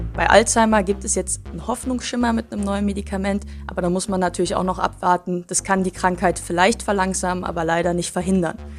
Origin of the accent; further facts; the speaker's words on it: Cologne, North Rhine-Westphalia, Germany; Ich bin in Köln geboren, aufgewachsen